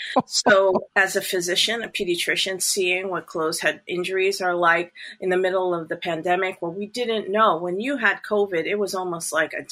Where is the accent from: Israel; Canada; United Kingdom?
Canada; My children are dual citizenship as well, since I'm